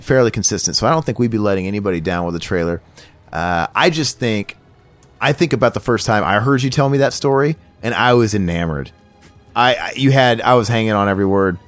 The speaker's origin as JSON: {"language": "English", "region": "Missouri", "country": "United States", "moved": "yes", "said": "I'm from Missouri"}